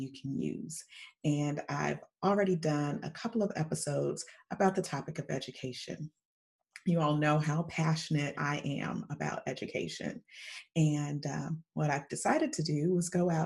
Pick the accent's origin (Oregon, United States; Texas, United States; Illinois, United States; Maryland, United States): Illinois, United States; Chicago; the south side of Chicago, which is, of course, my hometown